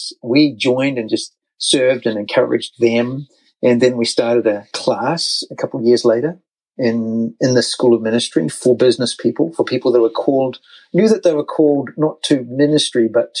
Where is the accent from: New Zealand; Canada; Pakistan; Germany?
New Zealand; moved away as an adult; now in United States; So, as you can tell from the accent, we're actually American United States citizens now, but over a decade ago, 14 years ago now, 2008, we're in New Zealand